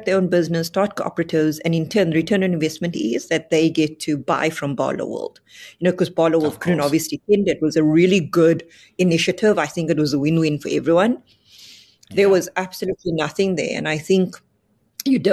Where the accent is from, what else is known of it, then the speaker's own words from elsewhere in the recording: Cape Town, Western Cape, South Africa; I come from the Cape Flats.